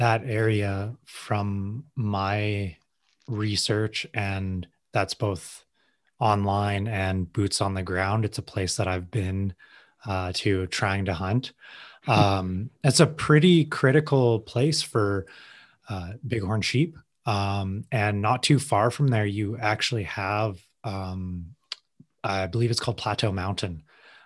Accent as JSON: {"language": "English", "town": "Edson", "region": "Alberta", "country": "Canada", "tie": "born or raised there", "said": "I grew up in the Edson area"}